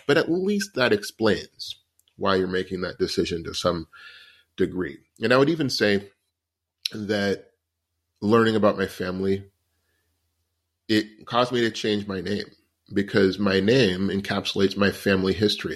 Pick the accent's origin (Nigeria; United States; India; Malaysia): United States; because I'm an American and that's where I've grown up